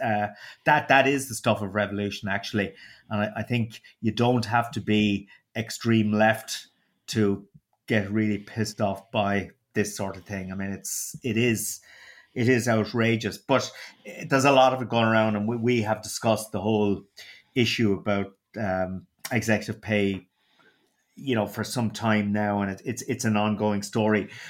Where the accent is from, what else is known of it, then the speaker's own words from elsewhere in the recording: Waterford, Munster, Ireland; accent: Waterford; my dulcet Waterford accent